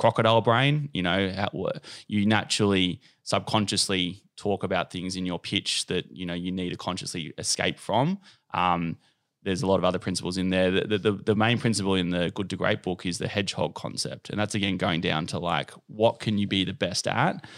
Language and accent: English; Cronulla, New South Wales, Australia; now in Bondi, Australia; I'm from Cronulla.